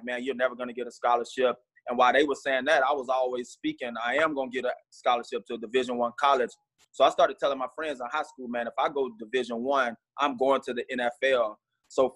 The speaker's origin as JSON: {"language": "English", "town": "Hazlehurst", "region": "Georgia", "country": "United States", "said": "I'm originally from Hazelhurst, Georgia, a little small country town in Southeast Georgia."}